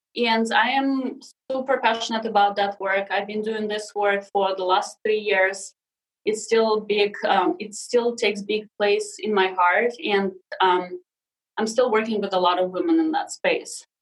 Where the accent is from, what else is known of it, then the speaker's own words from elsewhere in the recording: Siberia, Russia; English is a second language; moved away as an adult; also born or lived in Sakhalin Island, Russia; now in United States; I was six years old when we moved back to Siberia to my dad's family